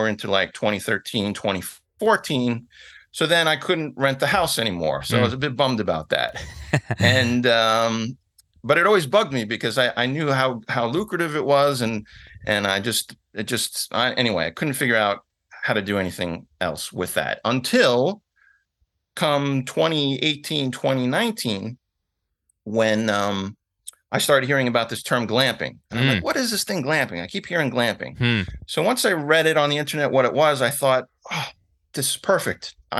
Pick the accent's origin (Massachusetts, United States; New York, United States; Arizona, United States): New York, United States; New York City; I was born in the Bronx, grew up in the city. My dad worked in the city. My mom worked in the city.